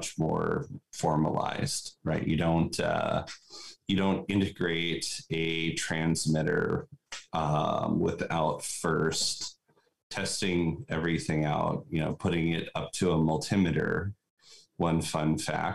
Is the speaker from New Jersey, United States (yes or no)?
no; Nome, Alaska, United States; I grew up in Nome, Alaska